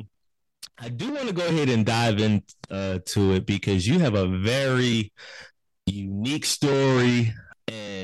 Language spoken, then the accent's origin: English; Philadelphia, Pennsylvania, United States; I'm from South Philly